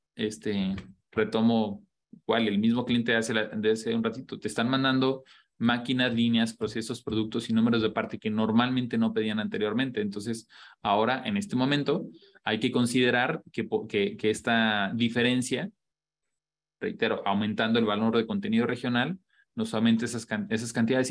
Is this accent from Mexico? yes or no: yes; Mexico